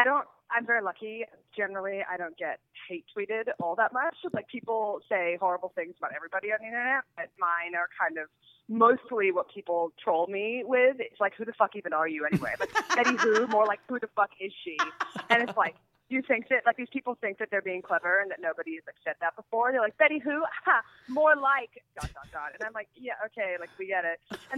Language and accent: English; Australia; I don't know if I would classify myself as an Australian pop star, but I appreciate